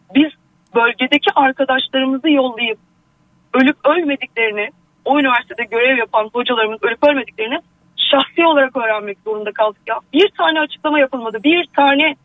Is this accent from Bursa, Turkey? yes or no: no; Adana, Turkey; also born or lived in Hatay; now in Istanbul, Turkey; Aslen ah, Adanalıyım.